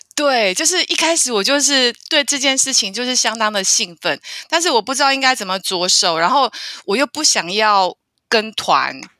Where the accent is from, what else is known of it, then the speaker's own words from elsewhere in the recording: Taiwan; 我是台湾人